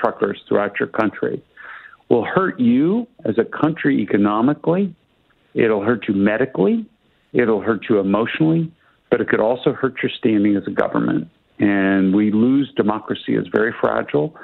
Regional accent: United States; as an American

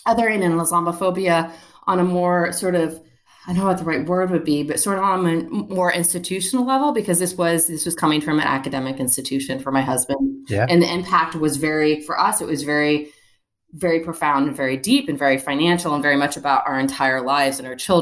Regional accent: Northern Virginia, United States; Northern Virginia, which is where I grew up

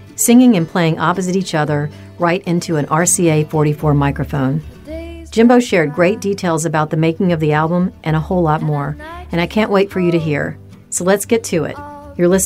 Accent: Memphis, Tennessee, United States; I grew up in Memphis myself

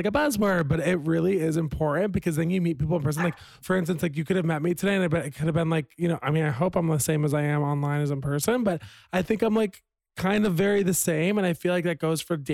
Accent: Virginia, United States; I'm from Virginia, a little Southern boy.

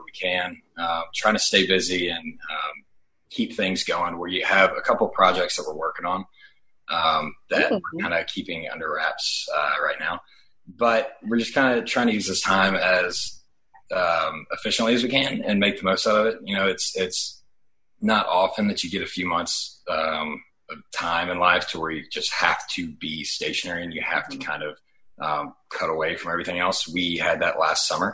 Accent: Nashville, Tennessee, United States; moved away as an adult; now in Los Angeles, United States; I was born and raised there and then moved here about a year and a half ago

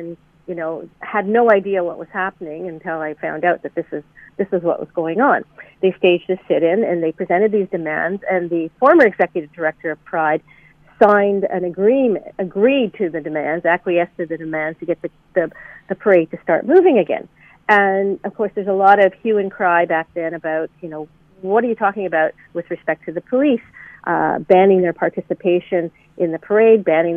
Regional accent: Hamilton, Ontario, Canada; my hometown of Hamilton

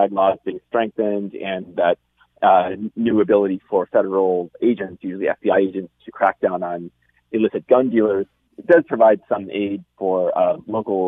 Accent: United States; moved away; my home country

